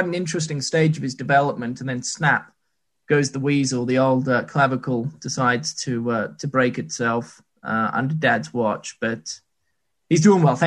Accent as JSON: {"language": "English", "country": "New Zealand", "said": "I'm actually from New Zealand"}